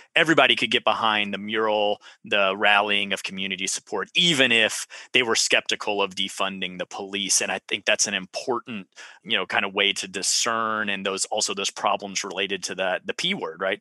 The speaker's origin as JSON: {"language": "English", "region": "Central Texas", "country": "United States", "tie": "born or raised there", "said": "I was from Central Texas"}